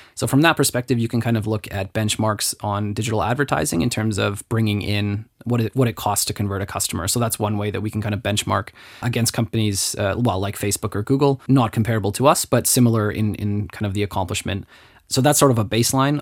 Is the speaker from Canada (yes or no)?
yes; Canada; now in Luxembourg; I'm Canadian and, and talking to my friends back in Canada